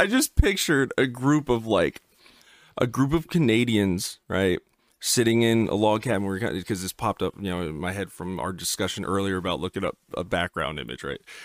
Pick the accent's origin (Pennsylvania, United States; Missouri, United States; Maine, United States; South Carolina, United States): Pennsylvania, United States; now in Virginia, United States; where I was born in Pennsylvania